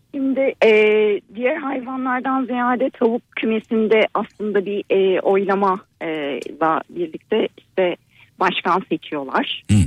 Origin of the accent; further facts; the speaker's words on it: Antalya, Turkey; Ben Antalyalıyım. Doğma büyüme e, buralıyım.